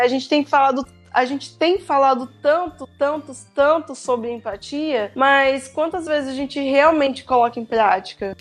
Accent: Belo Horizonte, Minas Gerais, Brazil; eu sou de BH

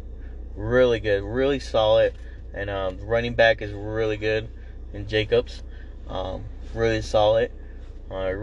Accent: Arizona, United States; we are from Arizona

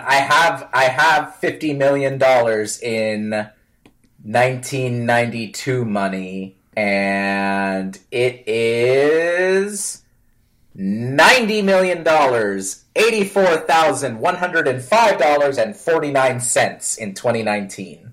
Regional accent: Northeast, United States; I was born in the Northeast

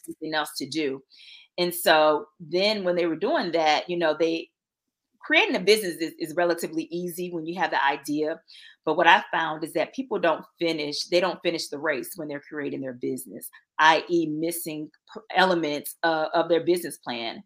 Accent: Norfolk, Virginia, United States; moved away as an adult; now in Atlanta, United States; I'm originally from Norfolk, Virginia.

